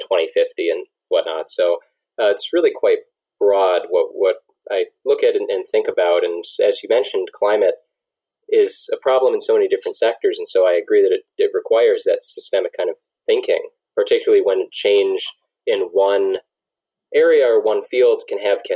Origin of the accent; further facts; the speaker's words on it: Detroit, Michigan, United States; I'm from Metro Detroit, a very small suburb, and that's also where I grew up. You know, I spent my whole life in the same house